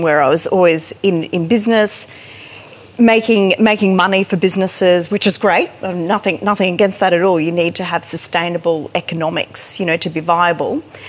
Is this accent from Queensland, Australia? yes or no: yes; Sunshine Coast, Queensland, Australia; I'm, I'm a country girl. I'm from the Sunshine Coast.